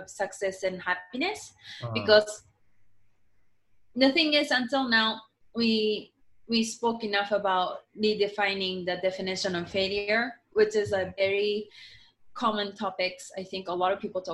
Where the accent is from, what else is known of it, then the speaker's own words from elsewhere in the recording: Japan; English is a second language; I was born and raised in Japan